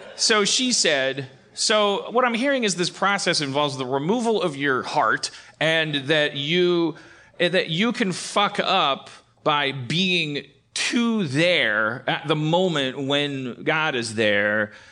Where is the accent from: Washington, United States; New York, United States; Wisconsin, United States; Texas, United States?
Wisconsin, United States; Milwaukee; now in California, United States; I was born in Milwaukee